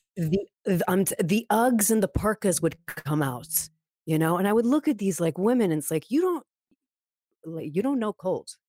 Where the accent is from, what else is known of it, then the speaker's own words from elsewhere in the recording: Montreal, Quebec, Canada; also born or lived in California; born and raised in Montreal